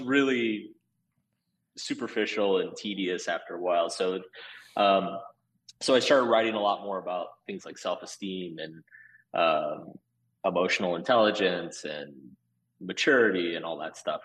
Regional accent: Austin, Texas, United States; moved away as an adult; also born or lived in Boston; So I was born in Austin, Texas. Um, so I, I lived in Austin before it was cool.

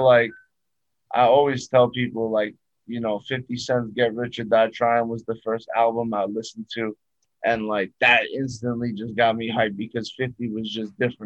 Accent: New York City, New York, United States; just growing up in Brooklyn, definitely impacted me

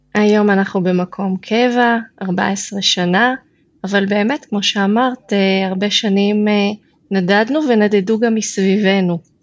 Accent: Beit She'arim, Northern District, Israel; moved away as an adult; now in Kidron, Israel; אני גם גדלתי במושב קטן בעמק יזרעאל, מושב בית שערים

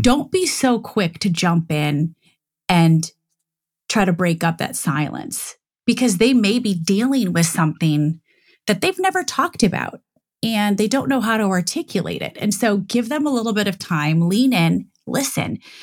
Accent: Michigan, United States; moved away as an adult; also born or lived in Dayton, Ohio / Cincinnati, Ohio / Chicago / New York; I grew up in Michigan.

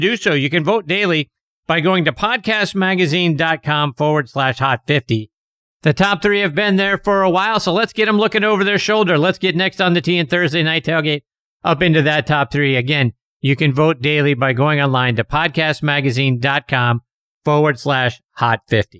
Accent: Pittsburgh, Pennsylvania, United States; my hometown of Pittsburgh

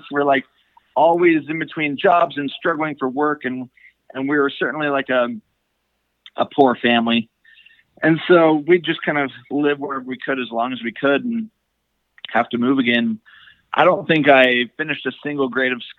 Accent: Utah, United States; also born or lived in Idaho / Colorado; I've spent the majority of my life in Utah, a little bit in Colorado. And so to me, I'm from Utah

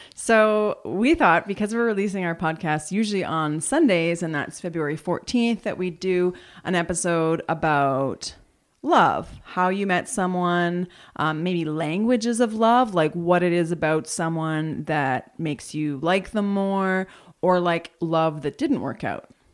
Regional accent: Alberta, Canada; now in Whitehorse, Canada; I'm from Alberta

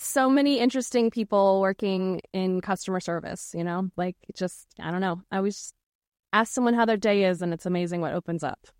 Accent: Norfolk, Virginia, United States; I, I grew up in Norfolk, Virginia

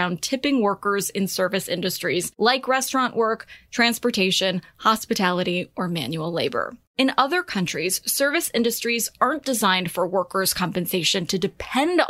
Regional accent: United States; as an American

